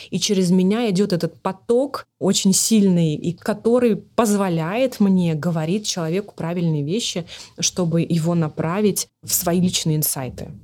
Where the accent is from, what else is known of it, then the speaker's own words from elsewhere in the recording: Magnitogorsk, Chelyabinsk Oblast, Russia; moved away; мы отправились всей семьей на машине в мои родные края, в Челябинскую область, э, город Магнитогорск